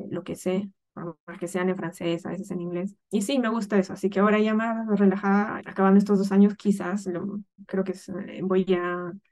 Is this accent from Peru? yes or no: yes; Peru; moved away as an adult; el motivo por el que yo salí de Perú era porque no encontraba esta área en la que me estoy desarrollando allá.